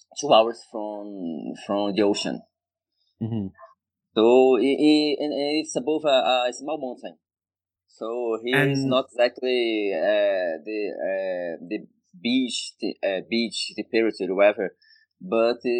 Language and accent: English; Brazil; English is a second language; I live in the most hottest state in Brazil.